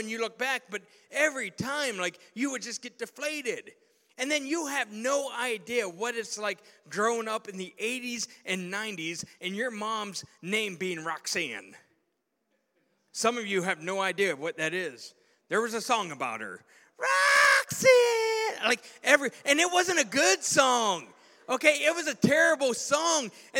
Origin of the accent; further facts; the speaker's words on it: Southwest Pennsylvania, United States; I can remember being 13 years of age, growing up in Southwest Pennsylvania. I mean, we were hicks.